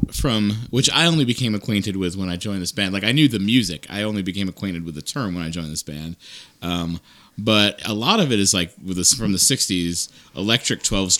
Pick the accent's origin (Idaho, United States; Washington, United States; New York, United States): New York, United States; I grew up in New York